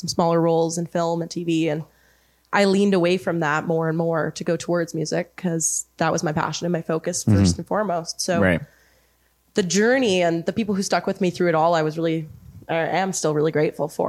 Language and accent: English; Lower Mainland, British Columbia, Canada; also born or lived in Kamloops; I grew up in the Lower Mainland, but I grew up in a country family, a farming family.